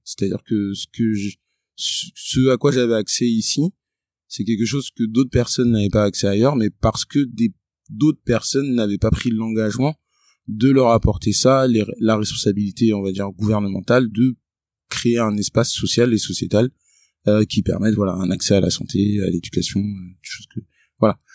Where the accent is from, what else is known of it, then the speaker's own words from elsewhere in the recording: Créteil, Île-de-France, France; moved away; also born or lived in England; Je suis né à Créteil, en 94